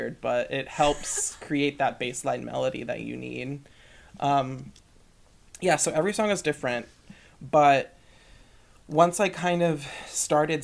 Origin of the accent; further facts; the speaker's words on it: Dayton, Ohio, United States; moved away as an adult; now in Grand Rapids, United States; one in Dayton, my hometown in Ohio